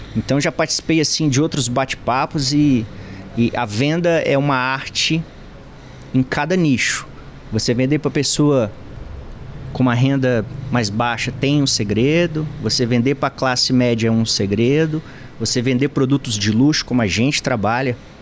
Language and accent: Portuguese; Rondônia, Brazil; moved away; desde que morava em Rondônia